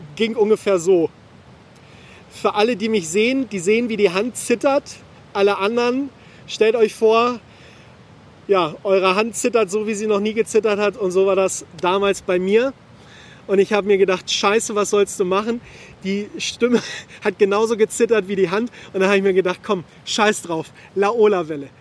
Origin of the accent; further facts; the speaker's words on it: Hameln, Lower Saxony, Germany; in meiner Heimat in Hameln